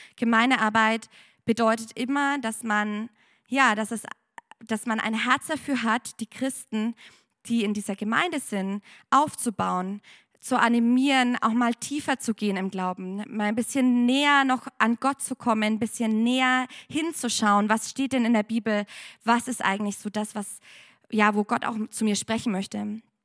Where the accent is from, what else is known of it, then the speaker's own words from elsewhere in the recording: Germany; moved away as an adult; now in Penang, Malaysia; ich bin eigentlich aus Deutschland.